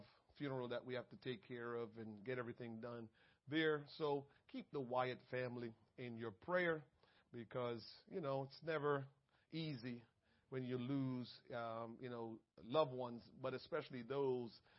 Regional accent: Jamaica; I'm Jamaican.

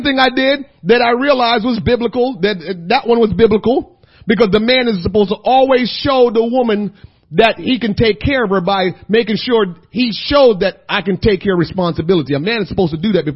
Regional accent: Jamaica; also born or lived in New Jersey; now in United States; being a Jamaican guy living in America, and I had Jamaican friends and American friends

